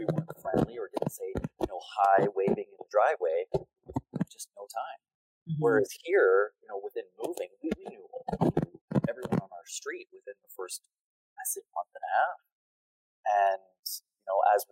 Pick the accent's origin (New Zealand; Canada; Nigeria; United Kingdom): Canada; Ontario; moved away as an adult; growing up in Ontario